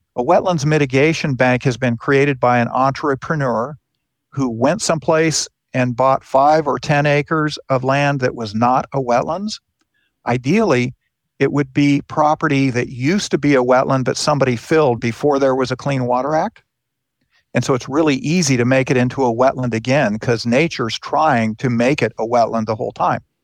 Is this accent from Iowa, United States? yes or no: no; Southern California, United States; moved away; I grew up in California.